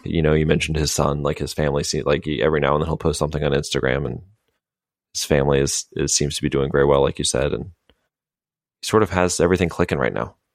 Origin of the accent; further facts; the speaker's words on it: United States; dumb Americans over here